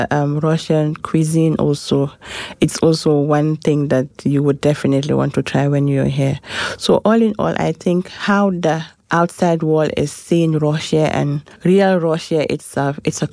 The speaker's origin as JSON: {"language": "English", "country": "Gambia", "said": "from the Gambia"}